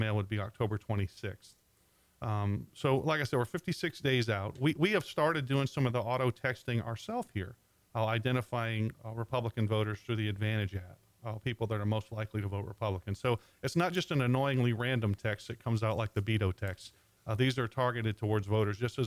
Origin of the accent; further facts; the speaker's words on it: Texas, United States; I'm from Texas